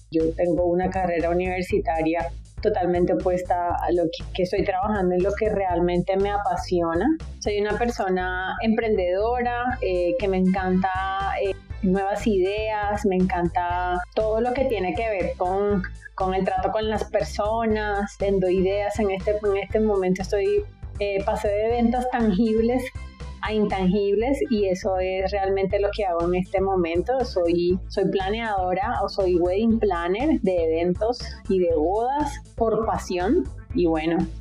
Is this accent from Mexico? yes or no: no; Barranquilla, Atlántico, Colombia; soy de Barranquilla